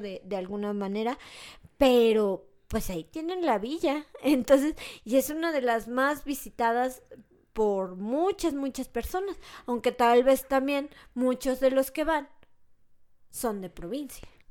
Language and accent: Spanish; Mexico; entre mexicanos